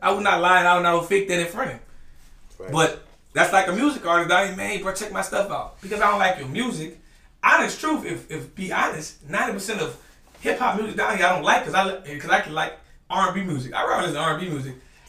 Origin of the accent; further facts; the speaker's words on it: New Orleans, Louisiana, United States; Like, I'm from New Orleans.